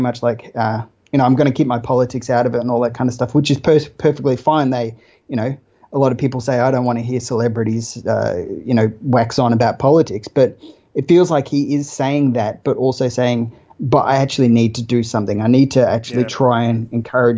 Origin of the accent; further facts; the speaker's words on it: Australia; as an Australian